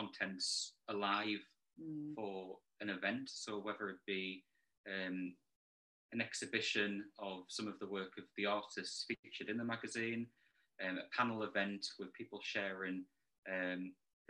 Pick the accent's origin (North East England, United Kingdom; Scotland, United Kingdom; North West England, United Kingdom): North East England, United Kingdom; Alnwick; moved away; also born or lived in Manchester; I'm from Alnwick in Northumberland and moved to Manchester kind of 2007, 2008